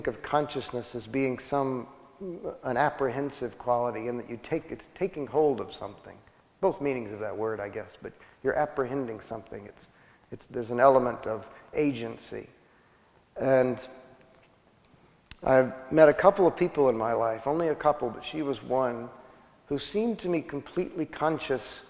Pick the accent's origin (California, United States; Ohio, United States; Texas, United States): Texas, United States; West; the people that I grew up with in West Texas